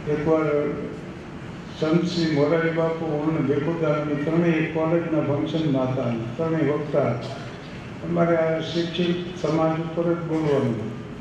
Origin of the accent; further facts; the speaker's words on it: Thangadh, Gujarat, India; થાનગઢ મારું ગામ છે